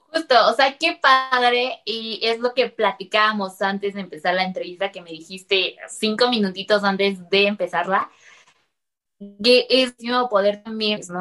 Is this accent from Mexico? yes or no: yes; Mexico; como mexicano